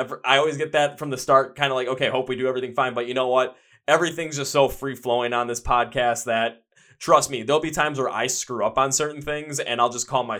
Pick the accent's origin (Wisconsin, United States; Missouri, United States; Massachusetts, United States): Wisconsin, United States; Milwaukee; From Milwaukee.